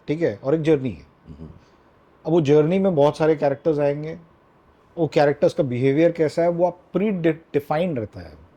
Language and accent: Hindi; Raipur, Chhattisgarh, India; मैं रायपुर में पला बढ़ा हूँ mm-hmm. छत्तीसगढ़ में